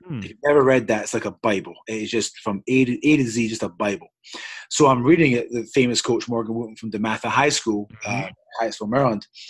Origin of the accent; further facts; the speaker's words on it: Scotland, United Kingdom; moved away as an adult; now in United States; I hail from Scotland. Um, I was born in Scotland, UK. Um, and I was there till I was 24 years old.